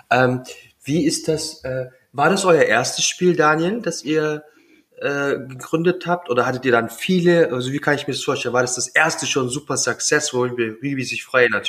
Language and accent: German; Southern Germany, Germany; Ich komme ja auch aus Süddeutschland.